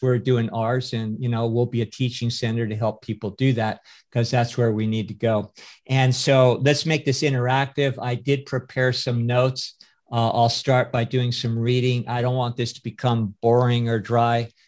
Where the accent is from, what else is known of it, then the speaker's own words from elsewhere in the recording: California, United States; I was born in the Republic of California, which makes me a citizen of California